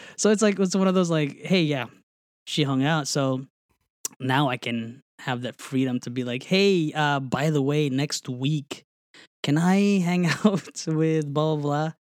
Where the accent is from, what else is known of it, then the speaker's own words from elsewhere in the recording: New Jersey, United States; moved away; I grew up in New Jersey.